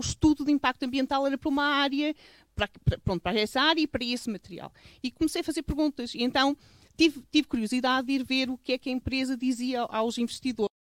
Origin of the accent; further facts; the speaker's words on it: Covas do Barroso, Norte, Portugal; eu cresci aqui